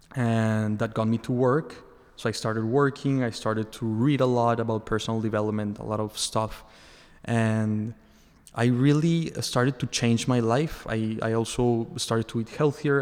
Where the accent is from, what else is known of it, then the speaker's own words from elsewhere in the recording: Mexico; moved away as an adult; also born or lived in Boston / Australia; now in Miami, United States; I'm from Mexico. I was born there and I, I lived uh, for most of my life there.